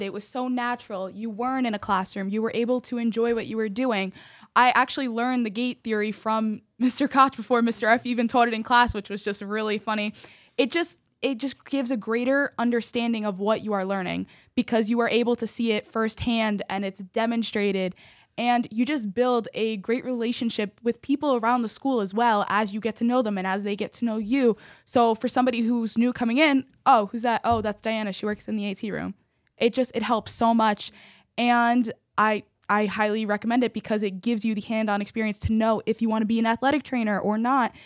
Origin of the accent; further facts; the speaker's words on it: Parsippany-Troy Hills, New Jersey, United States; I am from Parsippany Troy Hills School District